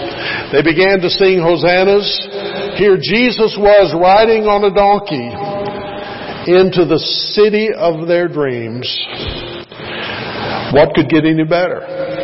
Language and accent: English; Bremen, Kentucky, United States; moved away as an adult; also born or lived in North Carolina; 6 or 7 years since we moved back from North Carolina to Kentucky. We spent a long time in North Carolina, but Kentucky is our home. I went to school at Bremen High School.